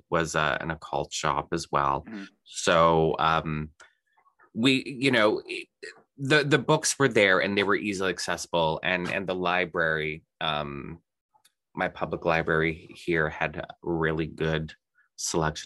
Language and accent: English; Thunder Bay, Ontario, Canada; Thunder Bay, the city that my hometown